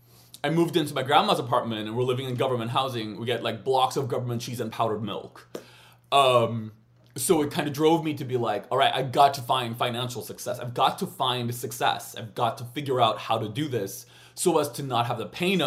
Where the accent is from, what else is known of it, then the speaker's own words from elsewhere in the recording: United States; I'm American, you know. So we're loud.